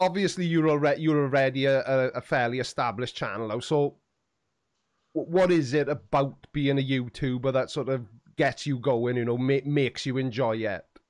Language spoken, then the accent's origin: English; Swansea, Wales, United Kingdom; for a long time, I didn't say that I was from Swansea